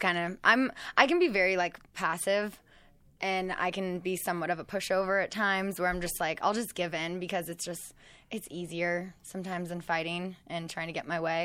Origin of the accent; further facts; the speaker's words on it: West Coast, United States; growing up on the West Coast